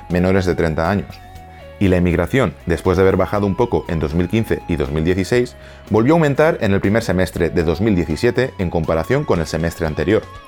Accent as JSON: {"language": "Spanish", "country": "Spain", "said": "como muchos españoles nos hemos y seguimos sintiendo"}